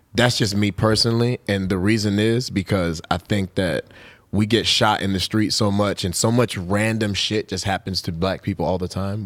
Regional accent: New York, United States; I was born in New York

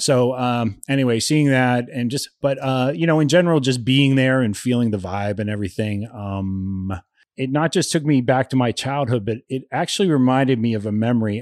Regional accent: Ohio, United States; a little redneck kid growing up in Ohio

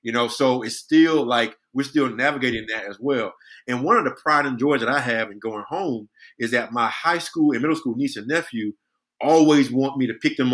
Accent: Brunswick, Georgia, United States; born or raised there; moved away

